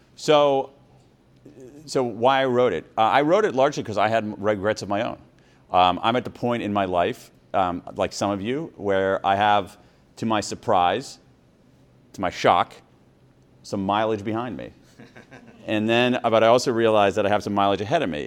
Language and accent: English; Columbus, Ohio, United States; also born or lived in Wilmington, Delaware; When I was five, my parents moved to Columbus, Ohio